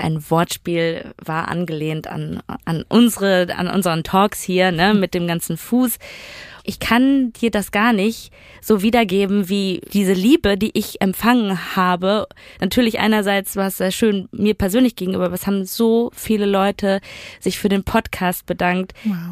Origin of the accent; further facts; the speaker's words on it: Duisburg, North Rhine-Westphalia, Germany; damals in dem Dorf, wo ich aufgewachsen bin, in Duisburg-Bahl